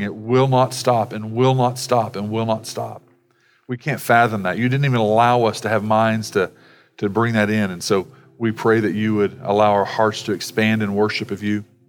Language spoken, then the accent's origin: English; United States; as American Christians